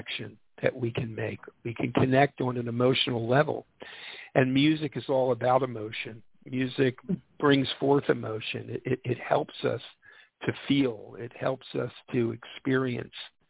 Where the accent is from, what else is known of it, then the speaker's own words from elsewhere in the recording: Philadelphia, Pennsylvania, United States; I grew up in Philadelphia.